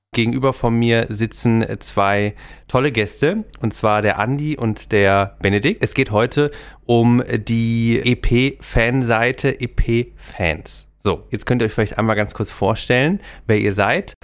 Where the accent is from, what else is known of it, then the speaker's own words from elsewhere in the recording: Freiburg, Baden-Württemberg, Germany; Ich komme auch aus Freiburg, bin dort geboren